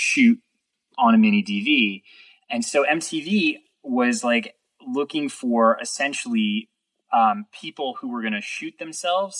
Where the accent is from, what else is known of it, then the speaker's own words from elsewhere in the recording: New York City, New York, United States; moved away as an adult; now in Los Angeles, United States; the skateboarding videos I had all watched while I was growing up in New York City